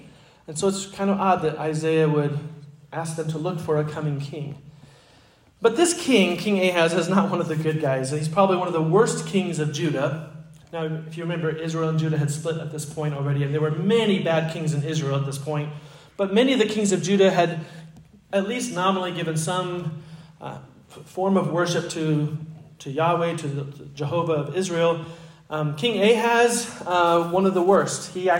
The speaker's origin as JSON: {"language": "English", "country": "Egypt", "tie": "born or raised there", "lives_now": "United States", "said": "I remember I grew up in Egypt, and so about every 4 years we would come to the States on furlough."}